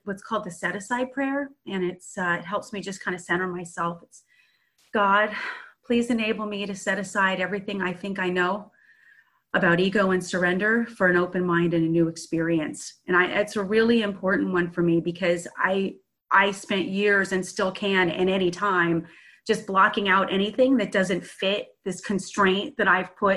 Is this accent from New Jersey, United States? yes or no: no; San Francisco Bay Area, California, United States; I'm from the San Francisco Bay Area.